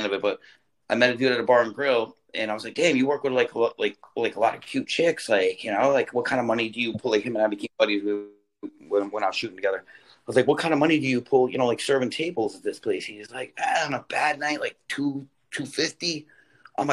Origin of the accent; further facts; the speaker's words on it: Deltona, Florida, United States; moved away as an adult; also born or lived in Boca Raton, Florida / Deerfield Beach, Florida / Jacksonville, Florida / Seaside Heights, New Jersey; now in New York, United States; I was raised in Florida, just so you know, from in Deltona Lakes. I went to Deltona Lakes Elementary.